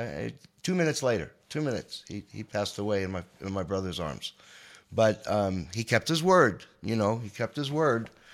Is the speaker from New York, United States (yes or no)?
yes; Long Island, New York, United States; I'm a boy from Long Island